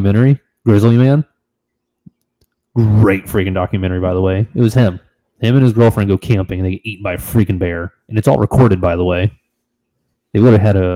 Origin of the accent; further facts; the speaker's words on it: Florida, United States; I'm from Florida.